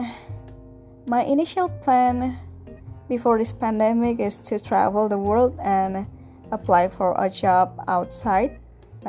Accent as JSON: {"language": "English", "country": "Indonesia", "second_language": "English", "said": "I'm from Indonesia, located in Southeast Asia"}